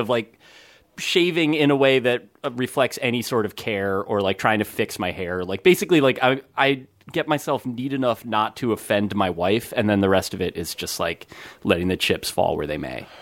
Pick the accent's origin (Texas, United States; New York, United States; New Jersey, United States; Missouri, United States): New Jersey, United States; moved away; my hometown